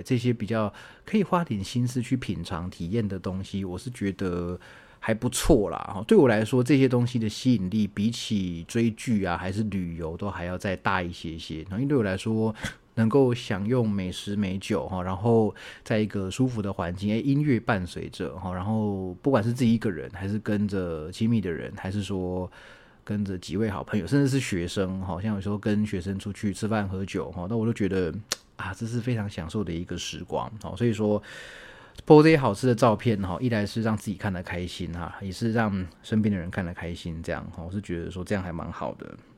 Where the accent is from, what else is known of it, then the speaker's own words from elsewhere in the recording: Taichung, Taiwan; moved away; 我的老家在台中嘛